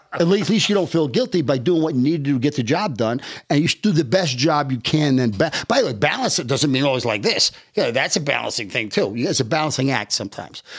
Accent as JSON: {"language": "English", "region": "New York", "country": "United States", "tie": "born or raised there", "also_born_or_lived": "Omaha", "moved": "as an adult", "said": "I'm born and raised in New York. I spent most of my life in New York."}